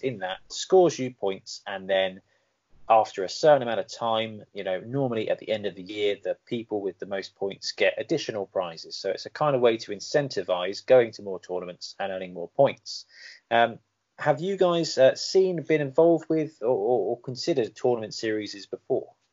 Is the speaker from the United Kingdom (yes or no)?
yes; England, United Kingdom; am I still an Englander